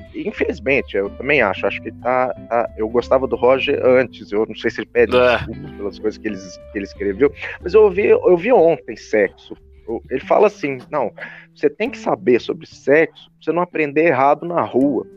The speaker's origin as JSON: {"language": "Portuguese", "country": "Brazil", "said": "nos identifica como brasileiros"}